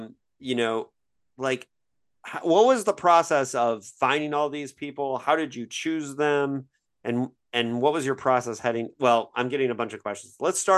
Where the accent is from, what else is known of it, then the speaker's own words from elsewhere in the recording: Bloomington, Indiana, United States; moved away; my hometown of Bloomington, Indiana